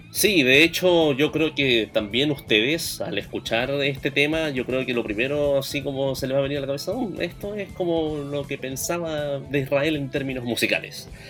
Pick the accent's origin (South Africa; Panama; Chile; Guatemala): Chile; Antofagasta; de donde yo vengo, Antofagasta